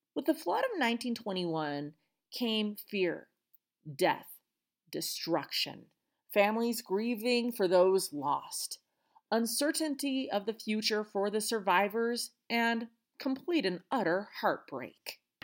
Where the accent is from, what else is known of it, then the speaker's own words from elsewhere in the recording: Pueblo, Colorado, United States; my hometown, Pueblo, Colorado.